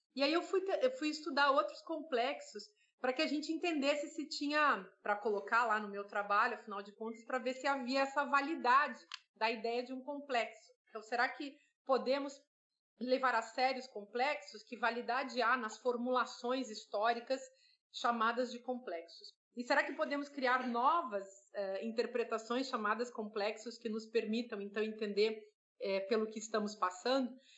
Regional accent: South Region, Brazil; moved away; eu venho do Sul

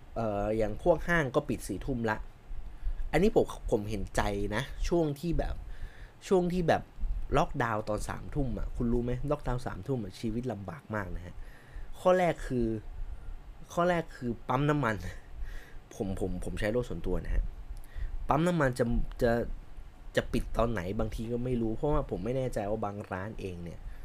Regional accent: Chiang Mai, Thailand; moved away; ผมเป็นคนเชียงใหม่

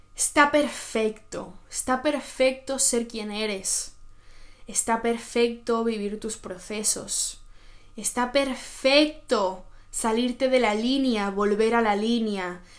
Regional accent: Spain; moved away as an adult; now in Oslo, Norway; yo ya me fui de, de, mi país, yo me fui de España, me fui a mi otro país, que es acá en Noruega, donde yo vivo actualmente

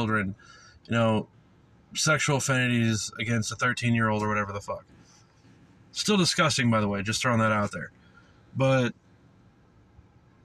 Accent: the South, United States; moved away; I came from the South

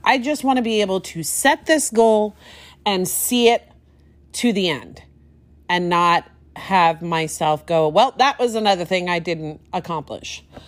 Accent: Anaheim, California, United States; I grew up in Anaheim. I grew up right near Disneyland

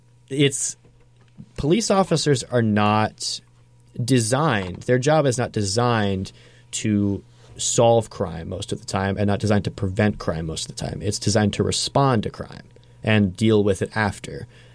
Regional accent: Brooklyn, New York, United States; I grew up in Brooklyn, and a pretty quote unquote safe neighborhood.

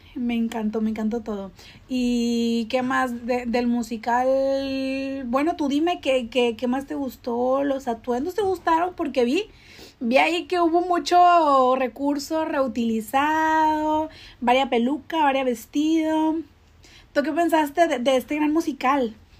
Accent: Monterrey, Nuevo León, Mexico; desde la Sultana del Norte, aquí en la cuna de las grandes estrellas

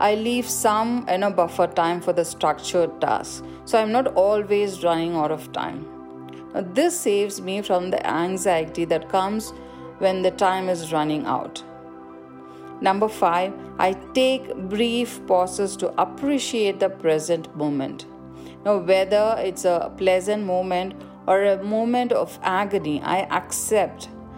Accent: India; I grew up in India

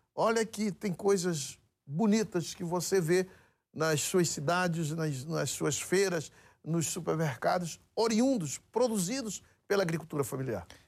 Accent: Amazonas, Brazil; No Amazonas, que eu sou do Amazonas

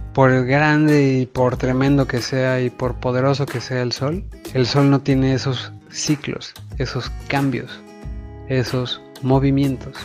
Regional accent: Mexico; el grueso del mexicano tenemos somos latinos y mucho de nuestra cultura viene de allá

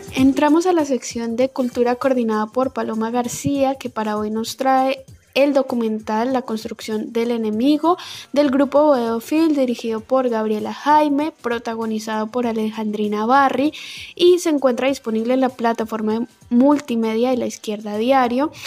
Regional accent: Colombia; mi país, en Colombia

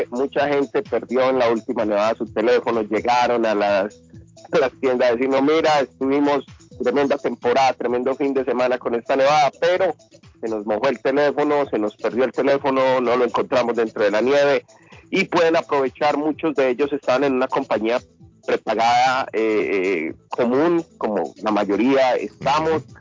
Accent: Honduras; De Honduras, soy hondureño 100%. Yo soy hondureño 100%, amigo.

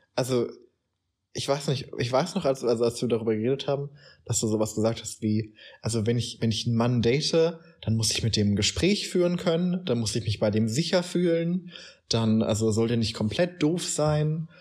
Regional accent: Germany; wir als Deutsche

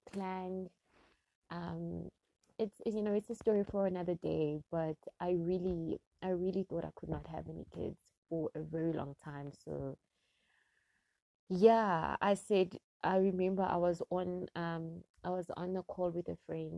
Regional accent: Gauteng, South Africa; also born or lived in Springs, Gauteng; I am from South Africa. I am in Gauteng, to be precise, in the area called Springs, eGwatema.

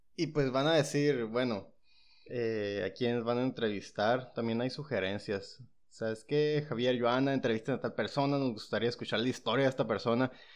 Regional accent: San Luis Río Colorado, Sonora, Mexico; San Luis Río Colorado

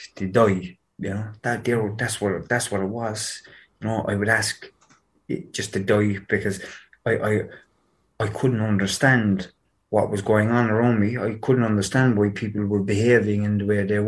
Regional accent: Cork, Munster, Ireland; I grew up in Knocknaheeny, in Cork City.

